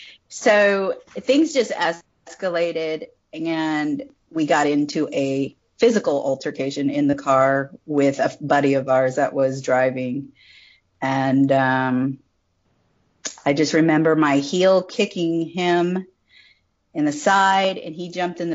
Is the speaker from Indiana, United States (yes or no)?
no; Hanford, California, United States; moved away as an adult; also born or lived in Ventura, California / Hawaii / Arlington; I'm from California. I grew up there, you know, all my life. It's a little town called Hanford, California.